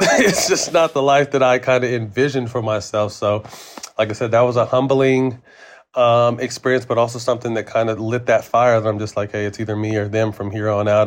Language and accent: English; Sacramento, California, United States; also born or lived in San Jose; go back to my hometown